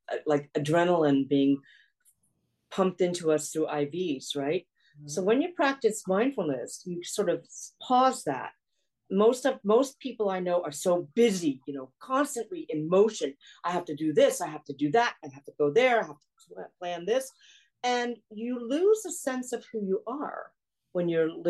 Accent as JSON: {"language": "English", "country": "South Korea", "tie": "born there", "said": "I was born in South Korea. I'm half Korean, half Caucasian."}